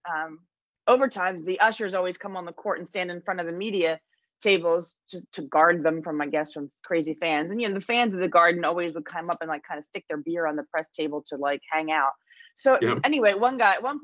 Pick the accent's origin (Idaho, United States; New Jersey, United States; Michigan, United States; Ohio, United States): New Jersey, United States; I was a kid growing up in New Jersey